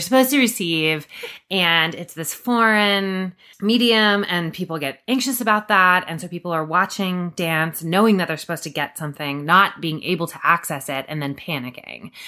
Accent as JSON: {"language": "English", "town": "Durham", "region": "North Carolina", "country": "United States", "tie": "born or raised there", "also_born_or_lived": "New York City", "moved": "yes", "said": "moving back to Durham, which is my hometown"}